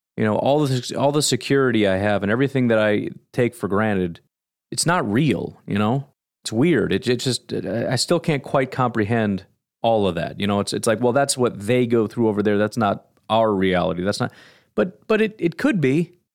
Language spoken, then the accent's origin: English; United States; As an American